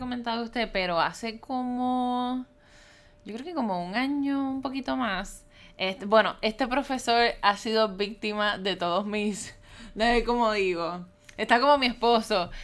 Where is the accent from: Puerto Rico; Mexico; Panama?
Puerto Rico; soy de Puerto Rico